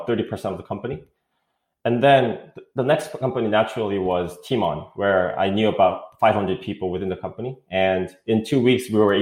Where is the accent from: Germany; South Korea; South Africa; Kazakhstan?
South Korea; English is a second language; moved away as an adult; also born or lived in East Coast, United States; now in United States; I'm from South Korea. I did go to school in the East Coast when I was in middle school, so that's why I speak English. But I grew up most of my life in Korea.